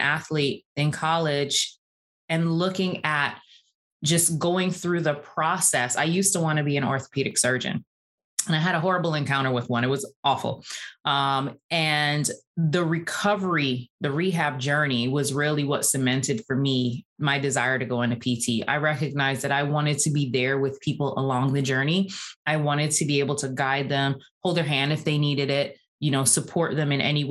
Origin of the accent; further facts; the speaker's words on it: Barbados; also born or lived in New York; now in Atlanta, United States; I grew up in Barbados. That's where I was born and raised.